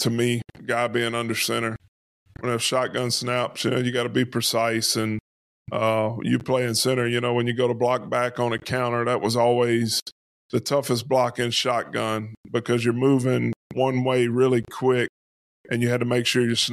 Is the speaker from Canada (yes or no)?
no; Louisiana, United States; being in Louisiana, growing up in Louisiana